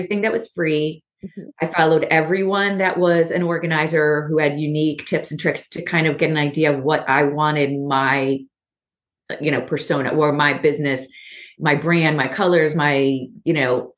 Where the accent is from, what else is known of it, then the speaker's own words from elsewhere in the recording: Baltimore, Maryland, United States; I'm from Baltimore.